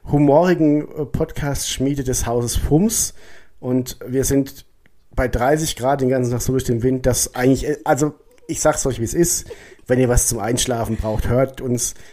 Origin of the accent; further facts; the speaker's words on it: Odenwald, Germany; Ja, ich wohne im ne? also Odenwald. Also so die hier so. Ich komme ja aus